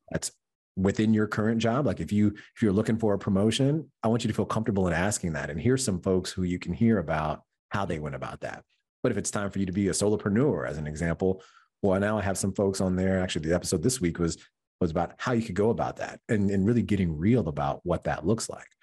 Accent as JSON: {"language": "English", "region": "Michigan", "country": "United States", "moved": "as an adult", "lives_now": "New York, United States", "said": "I'm originally from Michigan."}